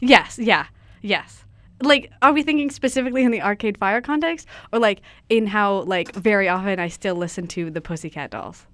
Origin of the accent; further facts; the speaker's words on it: Ladysmith, British Columbia, Canada; I'm from Vancouver Island